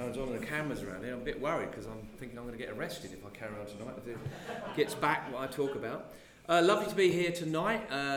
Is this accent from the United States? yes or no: no; Hertfordshire, East of England, United Kingdom; also born or lived in Cambridge; I was born in Hertfordshire to a farmer, or smallholding farmer